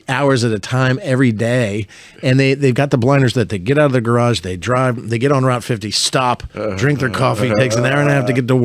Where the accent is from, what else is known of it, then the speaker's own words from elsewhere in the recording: Vienna, Virginia, United States; growing up in Vienna, and my dad was at the Pentagon